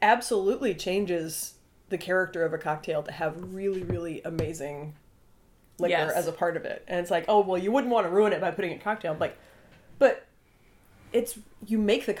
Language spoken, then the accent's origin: English; North Carolina, United States; No, my home state is North Carolina.